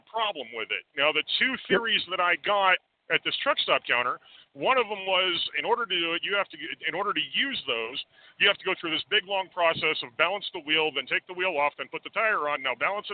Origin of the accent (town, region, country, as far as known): Sacramento, California, United States; now in Colorado, United States